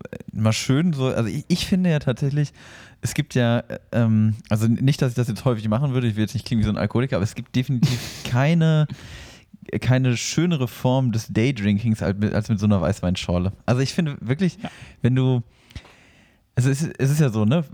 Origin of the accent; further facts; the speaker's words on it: north of the Aldi equator, Northern Germany, Germany; now in southern Germany; in meine alte Heimat, nämlich über den Aldi-Äquator